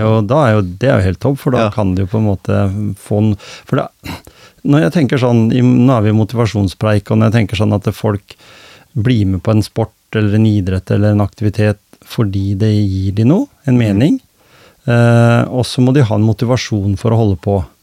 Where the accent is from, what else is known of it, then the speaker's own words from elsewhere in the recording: Gjemse, Telemark, Norway; da jeg vokste opp her på Gjemse